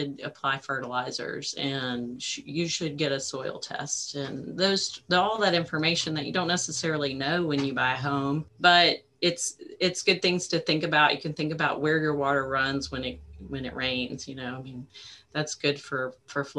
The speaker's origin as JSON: {"language": "English", "area": "the Harpeth", "region": "Tennessee", "country": "United States", "tie": "born or raised there", "said": "I grew up on the Harpeth and going out and getting in boats out there."}